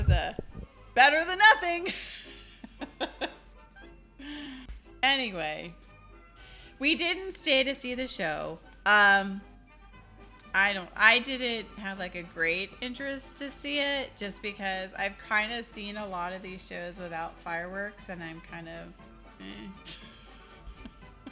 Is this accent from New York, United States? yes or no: no; Southern California, United States; born or raised there